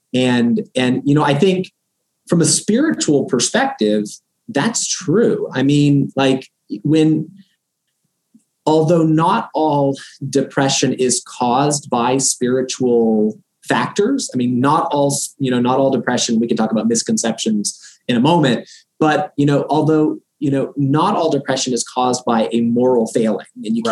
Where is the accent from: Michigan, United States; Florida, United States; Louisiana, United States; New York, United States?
Florida, United States; moved away as an adult; also born or lived in Boston / New Haven, Connecticut; now in Rochester, United States; we are originally from Florida